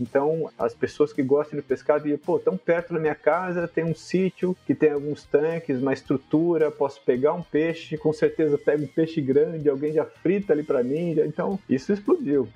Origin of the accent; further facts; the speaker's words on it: Piracicaba, São Paulo, Brazil; Piracicaba, onde eu sou nativo, né? Eu nasci em Piracicaba